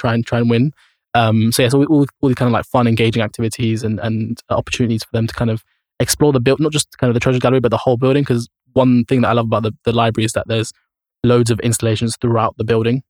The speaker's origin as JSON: {"language": "English", "region": "London", "country": "United Kingdom", "tie": "born or raised there", "said": "as a teenager growing up in Camden"}